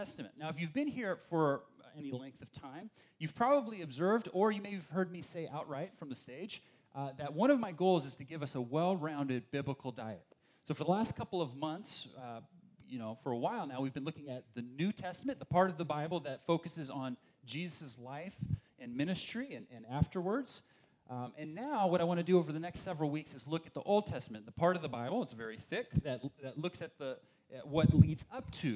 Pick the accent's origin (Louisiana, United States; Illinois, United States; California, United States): California, United States; Berkeley; I grew up in the East Bay over there in Berkeley